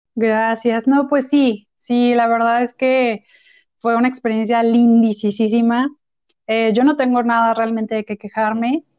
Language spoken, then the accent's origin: Spanish; Celaya, Guanajuato, Mexico; moved away as an adult; also born or lived in Querétaro; yo nací en Celaya, Guanajuato